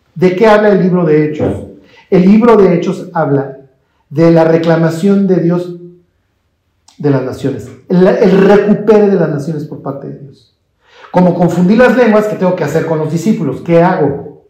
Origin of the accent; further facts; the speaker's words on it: Mexico; yo soy mexicano y me llevo el Evangelio